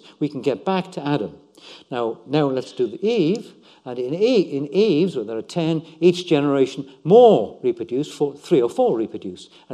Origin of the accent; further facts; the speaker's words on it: West Wales, United Kingdom; I was born in West Wales